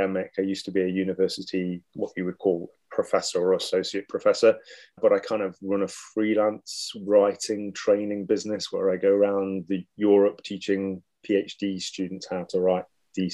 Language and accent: English; Southwell, East Midlands, United Kingdom; also born or lived in Scotland; now in Northern Ireland, United Kingdom; originally, I am from England. I was born in Byron's hometown, a little place called Soule in Nottinghamshire